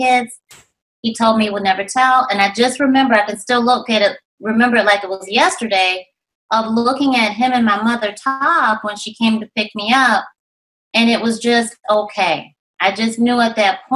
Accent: Rochester, New York, United States; I was raised in Rochester, New York

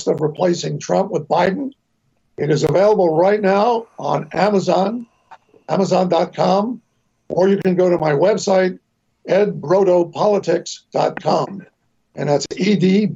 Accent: New York, United States; New York, for example, my hometown

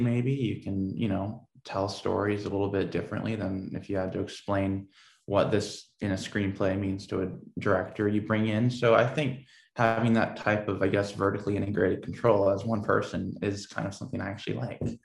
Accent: Portland, Oregon, United States; I grew up uh, in Portland, Oregon.

